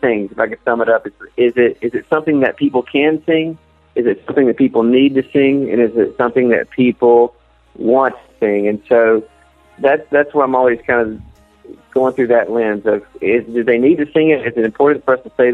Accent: Texas, United States; I grew up in Texas

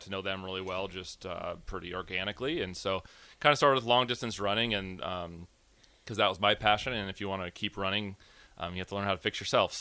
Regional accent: Gretna, Nebraska, United States; I'm a local kid. So I grew up in Gretna

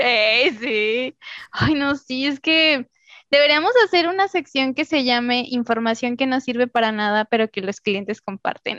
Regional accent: Mexico; De México.

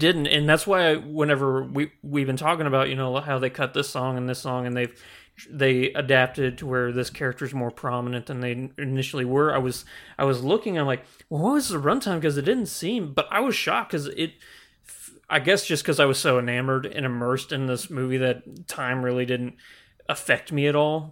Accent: the Ozarks, United States; Growing up in the Ozarks, everything is so spread out and very secluded.

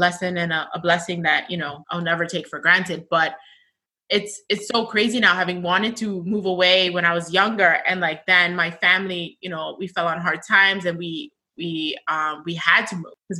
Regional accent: New York City, New York, United States; growing up in Sunset Park, being from Brooklyn

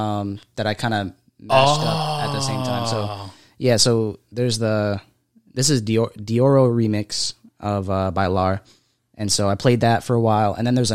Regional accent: Fort Lauderdale, Florida, United States; moved away; also born or lived in West Palm Beach, Florida; I was born in Fort Lauderdale.

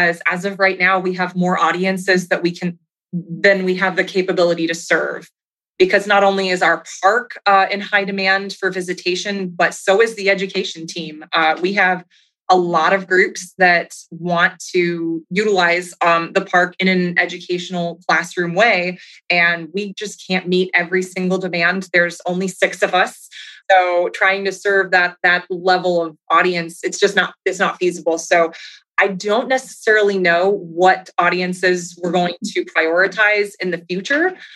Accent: Minnesota, United States; now in Tennessee, United States; I grew up in the Midwest in Minnesota

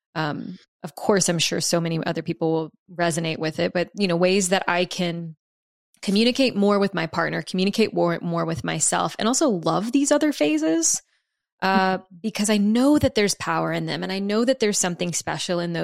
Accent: the South, United States; I'm from the South

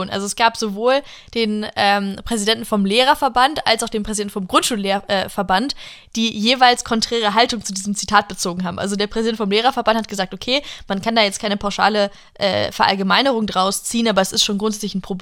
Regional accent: United States; now in Germany; und als Amerikanerin so, mein Gott, Leute, kommen und halten ein Land

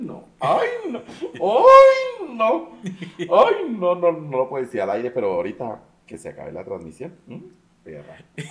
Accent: Mexico; como mexicano

